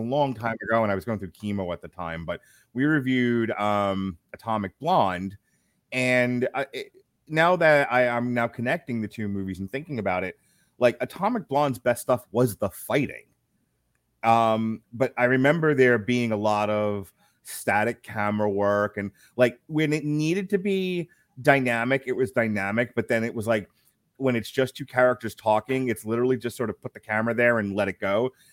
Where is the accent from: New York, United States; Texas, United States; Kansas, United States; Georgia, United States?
New York, United States; moved away as an adult; now in Florida, United States; I'm from New York.